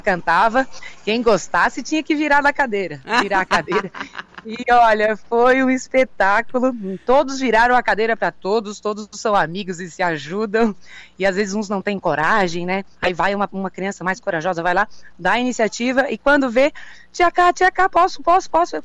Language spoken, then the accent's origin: Portuguese; Araranguá, Santa Catarina, Brazil; also born or lived in Florianópolis; como eu sou de Araranguá